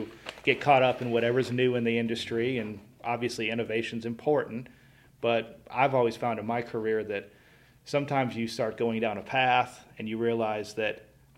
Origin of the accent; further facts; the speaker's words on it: Illinois, United States; I grew up in Illinois.